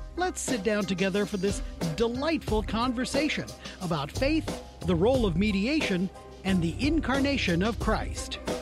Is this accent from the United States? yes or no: yes; Seattle, Washington, United States; I'm from Seattle